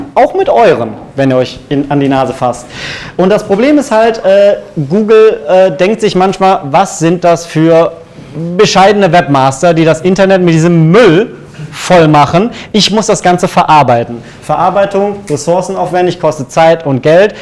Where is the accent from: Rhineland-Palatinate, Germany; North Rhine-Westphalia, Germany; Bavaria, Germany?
North Rhine-Westphalia, Germany; Cologne; ich bin unabhängiger SEO-Berater, gebürtig aus Köln